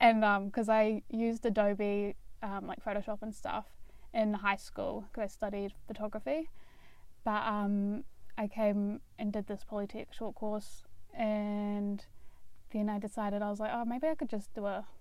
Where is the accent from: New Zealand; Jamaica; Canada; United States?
New Zealand; Dunedin, Otago; I'm from Dunedin, grew up here, spent all my life here, and I went to Otago Girls High School